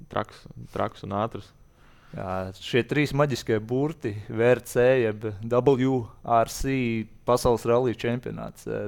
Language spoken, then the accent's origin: Latvian; Latvia; augot šeit Latvijā